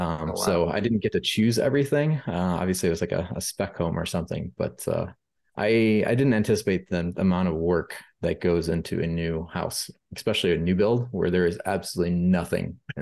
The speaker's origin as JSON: {"language": "English", "town": "Rockford", "region": "Illinois", "country": "United States", "tie": "born or raised there", "said": "so I grew up in Rockford, Illinois, so I'm a Midwest guy, but my parents were living in Glendale, Arizona for a little while."}